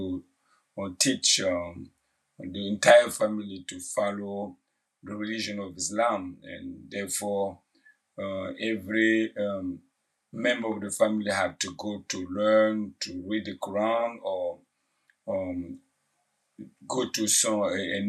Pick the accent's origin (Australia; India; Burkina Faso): Burkina Faso; English is a second language; moved away as an adult; now in New York City, United States; I'm from Burkina Faso, a West African country. And I came to the U.S. in 2003, January 2003.